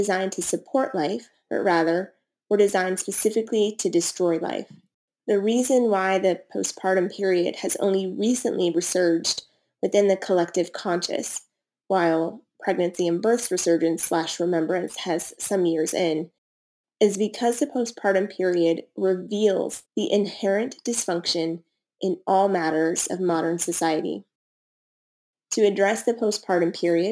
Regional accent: United States; born or raised there

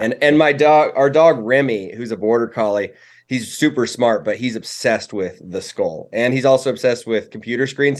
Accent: Cody, Wyoming, United States; also born or lived in Casper, Wyoming; I was born in Casper, which is, um, right in the middle of the state, but I moved to Cody before I was one. So, I mean, te-, technically, I'm, I'm from Casper originally, but, um, Cody's where I've spent most of my life

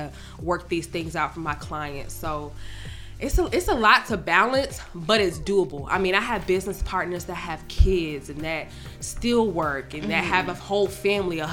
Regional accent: Atlanta, Georgia, United States; most of my clientele is from Atlanta and I'm from Atlanta

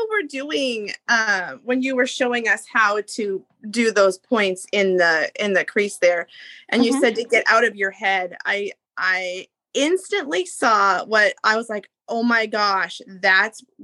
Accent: Montana, United States; now in Washington, United States; my home state of Montana

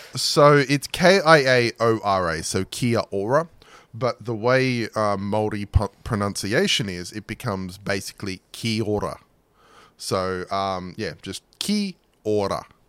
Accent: Australia; I grew up in Australia

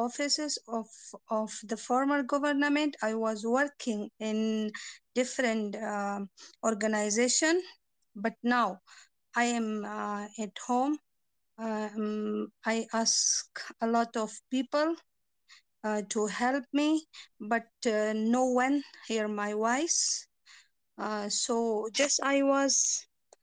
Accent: Afghanistan; English is a second language; We are born in Afghanistan

